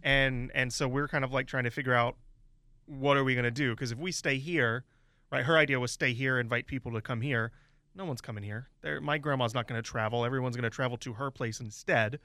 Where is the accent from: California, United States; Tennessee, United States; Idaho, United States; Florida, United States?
Florida, United States; Williston; my hometown of Williston